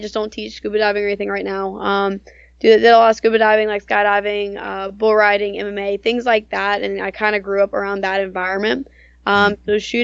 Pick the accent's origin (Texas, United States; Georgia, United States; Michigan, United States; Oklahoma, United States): Georgia, United States; I teach mainly out of my hometown in Georgia.